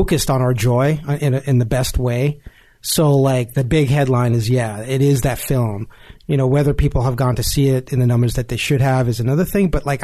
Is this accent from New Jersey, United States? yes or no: yes; Jersey City, New Jersey, United States; I grew up in Jersey City